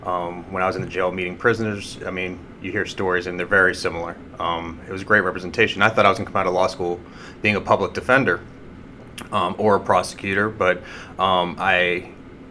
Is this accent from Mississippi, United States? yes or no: no; Sandy Springs, Georgia, United States; also born or lived in Dunwoody, Georgia / Ann Arbor, Michigan; I grew up in Sandy Springs